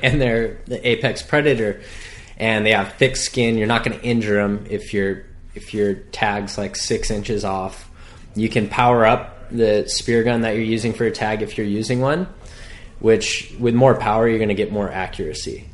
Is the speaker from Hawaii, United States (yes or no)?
yes; North Shore, Hawaii, United States; I was born and raised on the North Shore